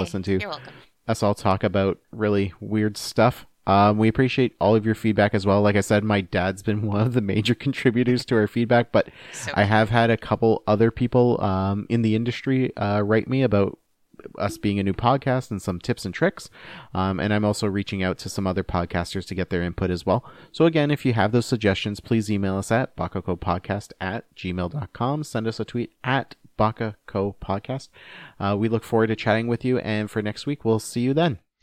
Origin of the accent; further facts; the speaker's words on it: Canada; as a Canadian